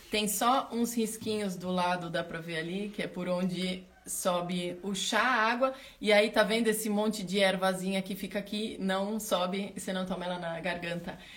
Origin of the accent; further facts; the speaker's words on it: São Paulo, Brazil; now in Bagé, Brazil; E eu nasci em São Paulo